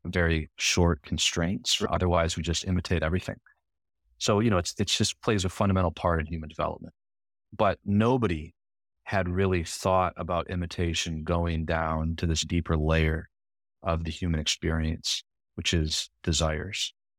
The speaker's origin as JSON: {"language": "English", "town": "Grand Rapids", "region": "Michigan", "country": "United States", "tie": "born or raised there", "also_born_or_lived": "New York", "moved": "as an adult", "said": "I'm from Michigan and born and raised in, in Grand Rapids on the west side of the state"}